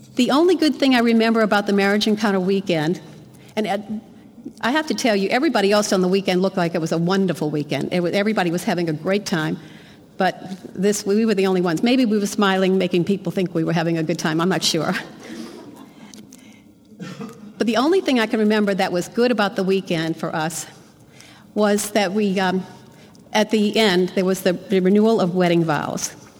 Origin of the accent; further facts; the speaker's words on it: Metairie, Louisiana, United States; I was raised in Metairie, Louisiana